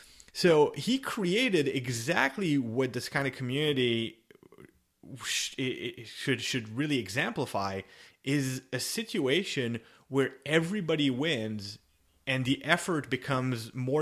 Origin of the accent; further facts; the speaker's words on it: Canada; I'm Canadian.